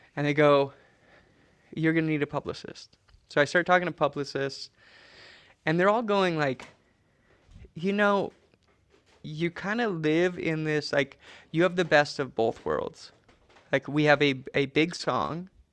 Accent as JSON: {"language": "English", "town": "Trapper Creek", "region": "Alaska", "country": "United States", "tie": "born or raised there", "moved": "yes", "said": "we lived in a cabin in Trapper Creek"}